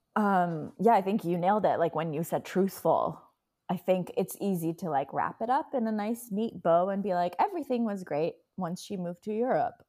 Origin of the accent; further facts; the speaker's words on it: Iran; moved away; I'm Iranian